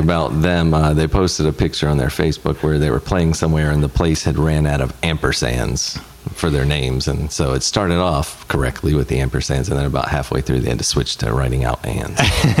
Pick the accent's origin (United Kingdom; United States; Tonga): United States; the Bible Belt; now in Southern California, United States; I was raised in the Bible Belt.